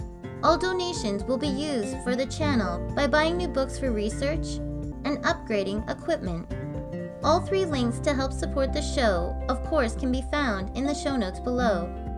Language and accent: English; Canada